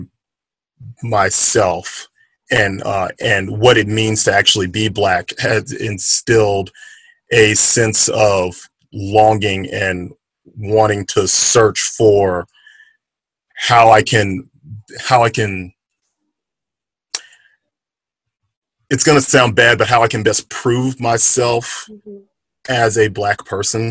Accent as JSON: {"language": "English", "town": "Baton Rouge", "region": "Louisiana", "country": "United States", "tie": "born or raised there", "said": "Growing up in Louisiana, Baton Rouge"}